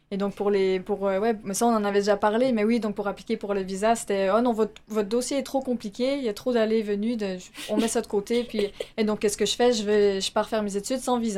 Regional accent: Montreal, Quebec, Canada; moved away as an adult; Ça fait 14 ans qu'on que moi, j'ai quitté Montréal.

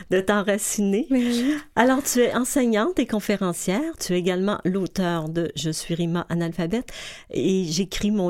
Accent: Lebanon; now in Quebec, Canada; je suis native du Liban. Euh, je suis arrivée ici

